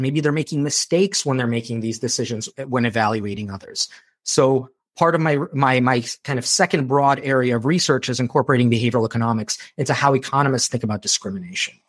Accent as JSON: {"language": "English", "town": "Chicago", "region": "Illinois", "country": "United States", "tie": "born or raised there", "also_born_or_lived": "Moldova", "said": "I grew up in Chicago after moving from Moldova"}